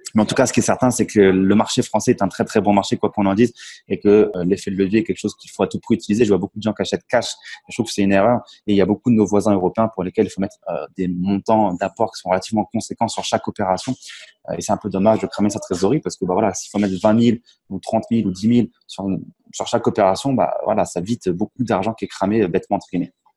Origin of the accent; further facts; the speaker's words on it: Champagne, Grand Est, France; moved away as an adult; now in Tallinn, Estonia; Je suis originaire de la Champagne en France. Et aujourd'hui, expatrié en Estonie à Tallinn